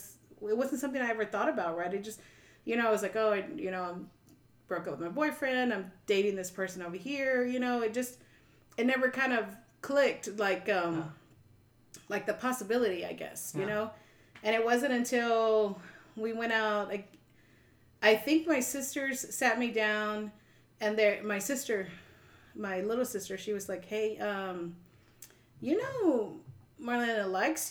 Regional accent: San Antonio, Texas, United States; I grew up in San Antonio, so everything's very, it's a very strong Hispanic culture

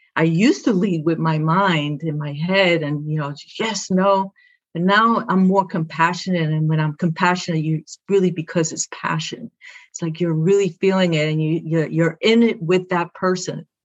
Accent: New York City, New York, United States; first language Spanish; English is a second language; I'm from Brooklyn

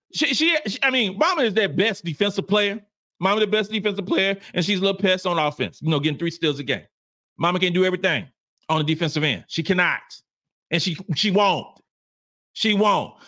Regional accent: the South, United States; I'm from the South.

